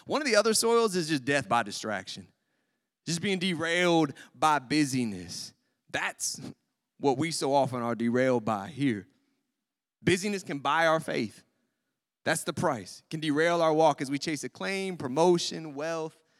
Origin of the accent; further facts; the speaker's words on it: United States; As American Christians in our culture